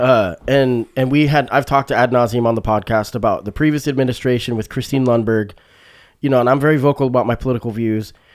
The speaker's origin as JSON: {"language": "English", "town": "Springfield", "region": "Oregon", "country": "United States", "tie": "born or raised there", "said": "this is my hometown, you know, it's, it's Springfield, Oregon. So I've lived in Springfield, Oregon. I moved here when I was eleven"}